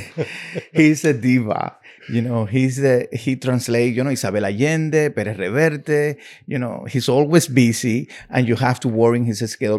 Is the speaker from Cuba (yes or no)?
yes; Cuba; English is a second language; moved away as an adult; also born or lived in Miami; now in New York, United States; when I came from Cuba